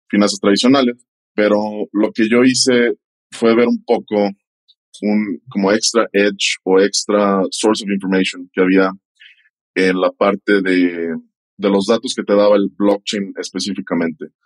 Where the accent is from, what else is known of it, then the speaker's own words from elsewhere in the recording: Mexico; Pues sí, como dices, mexicano.